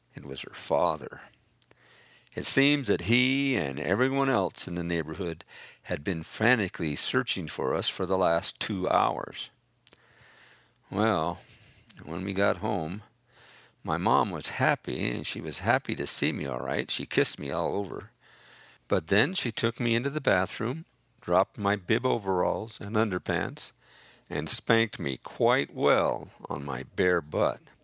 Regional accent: Price, Utah, United States; I was born in Price, Utah

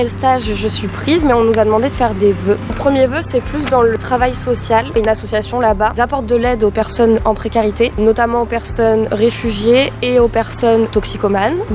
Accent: Dordogne, Nouvelle-Aquitaine, France; also born or lived in Nantes / Bordeaux; j'ai 24 euh, ans, je suis originaire de Dordogne. J'habite à Surac en Périgord, ah. à la vie à la mort. j'ai fait mon collège à Belvès et mon lycée à, à Sarlat.

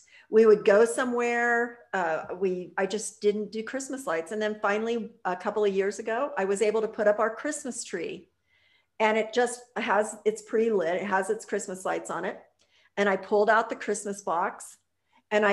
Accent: Pittsburgh, Pennsylvania, United States; moved away; I grew up in outside of Pittsburgh, Pennsylvania, when I was a kid

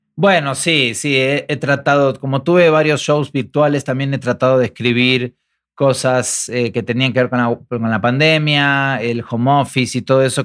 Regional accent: Argentina; now in Mexico; los argentinos que viajamos

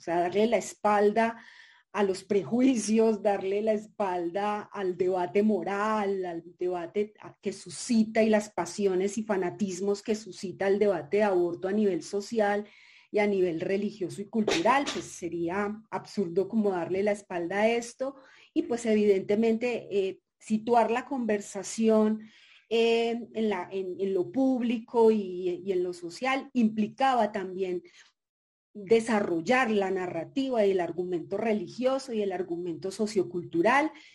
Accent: Colombia

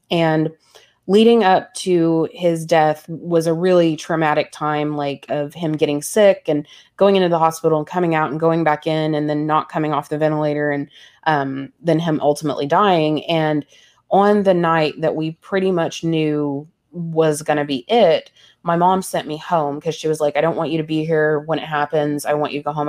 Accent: the Bible Belt, United States; growing up in the Bible Belt

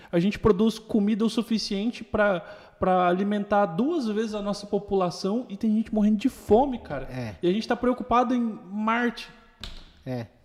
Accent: Bela Vista, Mato Grosso do Sul, Brazil; eu sou de Bela Vista.

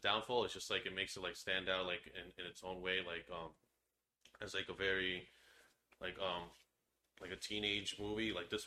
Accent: Long Island, New York, United States; We're from Long Island

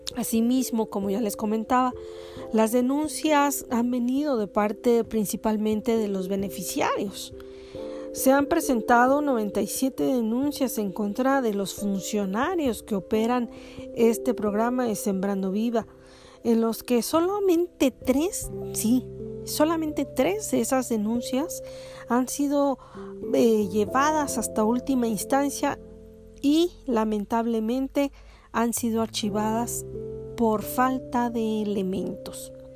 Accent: Mexico; como mexicanos y como ciudadanos

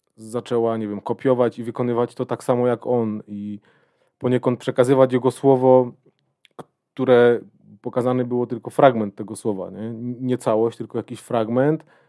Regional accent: Będzin, Silesian Voivodeship, Poland; moved away as an adult; now in Katowice, Poland; jestem z Będzina, pochodzę z Będzina. Y, od kilku lat mieszkam w Katowicach

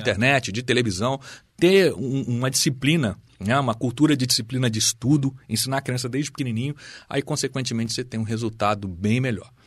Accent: Brazil; como brasileiros

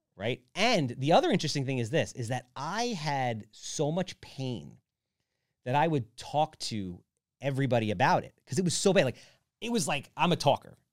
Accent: Wantagh, New York, United States; I grew up in Wantaw.

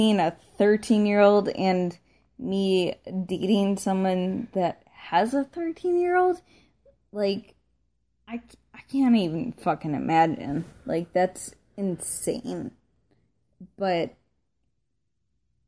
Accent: Buffalo, New York, United States; I'm from Buffalo

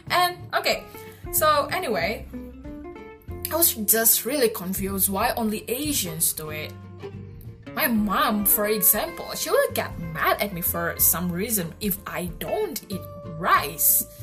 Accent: Indonesia; Okay, so basically, I'm from Indonesia and I live in Bali.

